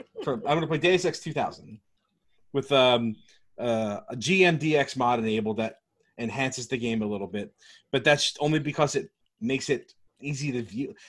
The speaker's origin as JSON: {"language": "English", "region": "New York", "country": "United States", "said": "As a New Yorker."}